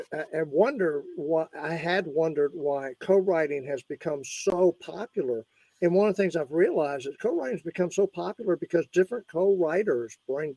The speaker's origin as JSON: {"language": "English", "region": "Virginia", "country": "United States", "tie": "born or raised there", "said": "I grew up in Virginia"}